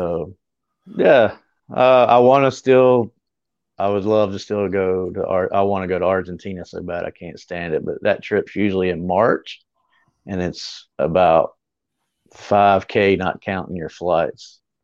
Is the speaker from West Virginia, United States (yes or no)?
no; Greer, South Carolina, United States; my hometown, which is Greer.